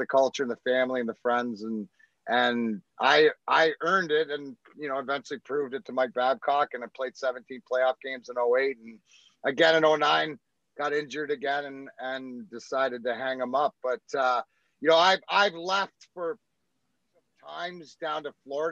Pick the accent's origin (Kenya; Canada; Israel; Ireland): Canada; moved away as an adult; also born or lived in Scotland; now in Michigan, United States; Being Canadian